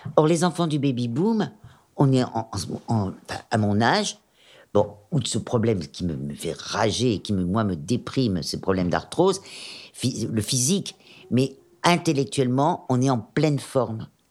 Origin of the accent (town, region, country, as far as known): Auvergne-Rhône-Alpes, France; born or raised there; also born or lived in Germany / Corsica (ancestry)